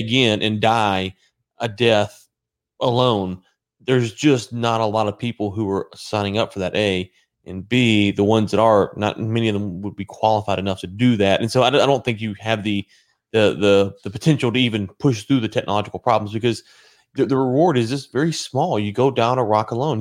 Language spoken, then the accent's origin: English; United States; as an American